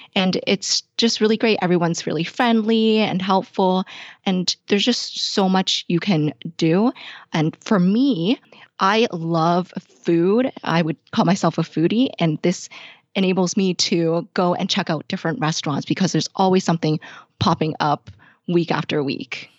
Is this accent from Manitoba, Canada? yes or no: no; Toronto, Ontario, Canada; I was born and raised here in Toronto, Canada